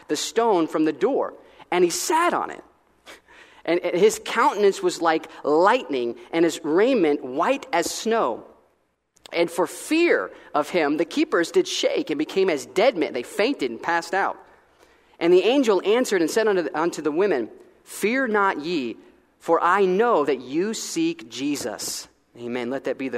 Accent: Florida, United States; moved away as an adult; now in Columbus, Ohio, United States; I grew up in Florida, and about a 40-minute drive from the Daytona Beach, Florida.

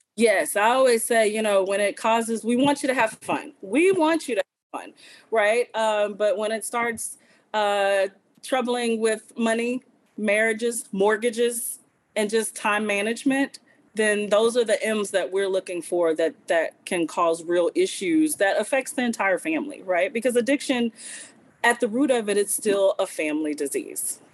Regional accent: Southwest Louisiana, United States; now in Arkansas, United States; I'm originally from Southwest Louisiana

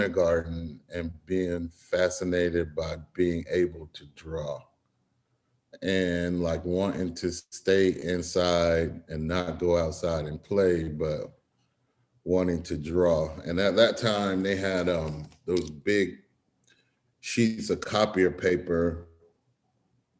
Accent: Florence, Alabama, United States; now in Atlanta, United States; I'm from Florence, Alabama. Grew up there, and I live and work in Atlanta now

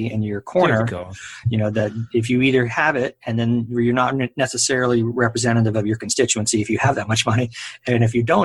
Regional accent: United States; We were raised in this cultural narrative, right, of what it means to be American

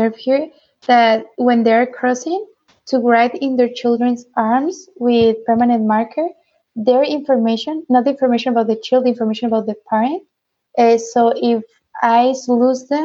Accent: Tijuana, Baja California, Mexico; also born or lived in Nicaragua; I was born and raised in Tijuana

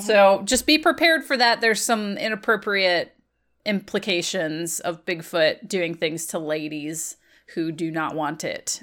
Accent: Virginia, United States; I'm from Virginia

